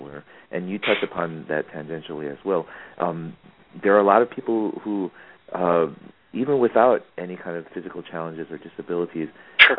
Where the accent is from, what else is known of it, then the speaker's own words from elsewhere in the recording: New York, United States; moved away; I grew up in New York